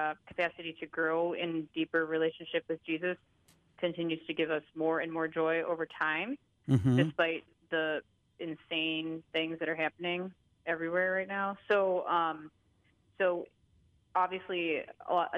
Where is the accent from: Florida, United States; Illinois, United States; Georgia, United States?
Illinois, United States; Rockford; I grew up in Rockford.